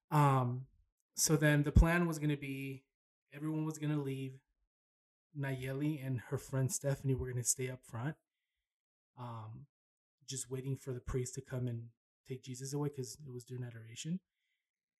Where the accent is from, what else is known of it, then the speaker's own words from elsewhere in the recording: Paramount, California, United States; moved away; also born or lived in Long Beach, California; I was born in Long Beach. I grew up in Paramount.